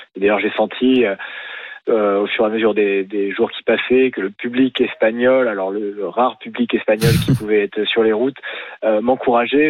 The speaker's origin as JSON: {"language": "French", "country": "France", "said": "quand on est français"}